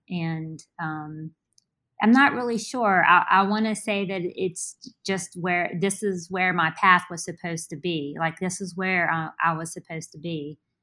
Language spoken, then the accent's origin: English; Richmond, Virginia, United States; also born or lived in Charleston, West Virginia; I originally was born in Charleston, West Virginia, and, um, I moved to Richmond as an infant.